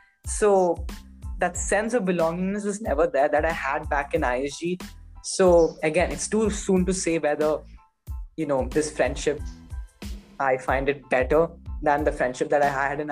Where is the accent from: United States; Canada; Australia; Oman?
Oman; Muscat; So I used to be like, oh, I'm from Muscat, Oman.